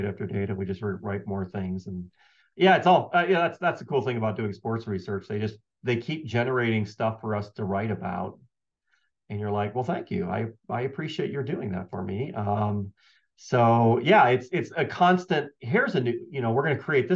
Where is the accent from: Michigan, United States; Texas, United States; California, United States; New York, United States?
Michigan, United States; moved away; also born or lived in Colorado; I grew up in Michigan and we were Michigan fans